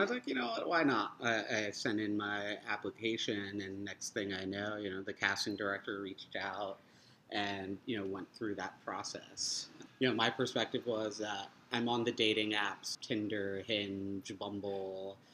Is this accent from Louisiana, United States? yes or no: no; New Jersey, United States; moved away as an adult; also born or lived in Queens, New York / Seattle; now in New York City, United States; When I was in first grade, my parents moved out to New Jersey, so, you know, suburban little town outside of New York City. And I went to grade school there